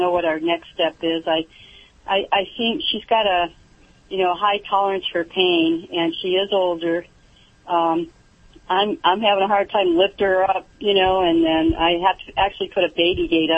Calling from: California, United States; I'm actually calling from Orange County, California.

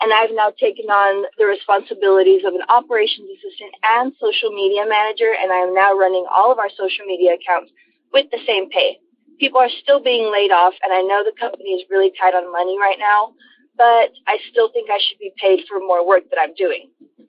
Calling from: Dallas, Texas, United States; I'm calling from Dallas, Texas.

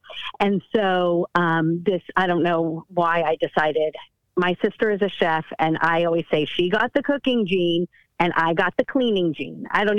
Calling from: San Francisco, California, United States; from? San Francisco.

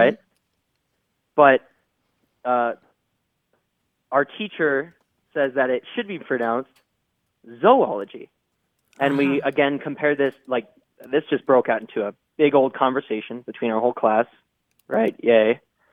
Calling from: Prescott, Arizona, United States; I'm calling from Prescott, Arizona

